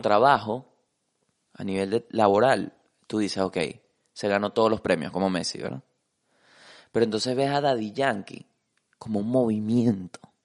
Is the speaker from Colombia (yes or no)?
no; Venezuela; Como venezolano